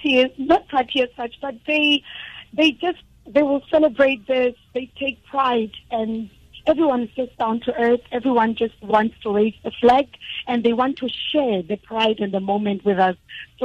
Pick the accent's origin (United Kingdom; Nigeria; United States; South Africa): South Africa; I'm not buying faces, and I know I'm probably South African, but we killed it.